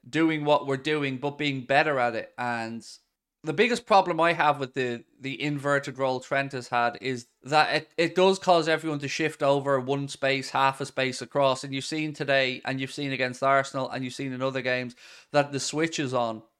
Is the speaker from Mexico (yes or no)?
no; Ireland; we were spoiled growing up in Ireland